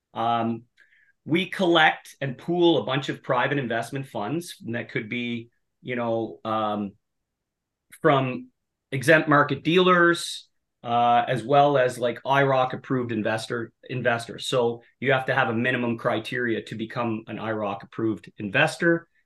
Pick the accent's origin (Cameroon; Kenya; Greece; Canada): Canada; Cape Breton, Nova Scotia; moved away as an adult; also born or lived in Halifax, Canada; now in Ottawa, Canada; I grew up in Cape Breton, Nova Scotia. Um, born and raised there